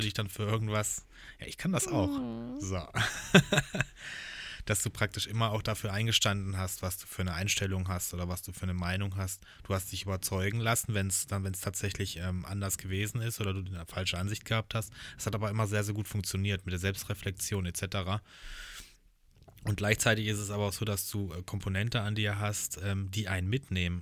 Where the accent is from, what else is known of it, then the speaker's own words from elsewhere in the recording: Hochschwarzwald, Baden-Württemberg, Germany; ich bin ja praktisch im Hochschwarzwald groß geworden